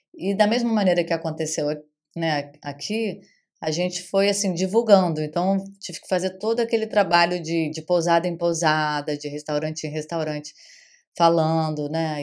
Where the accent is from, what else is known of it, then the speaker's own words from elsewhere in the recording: Rio de Janeiro, Brazil; moved away as an adult; now in Arraial d'Ajuda, Brazil; eu sou carioca, né, nascida no Rio de Janeiro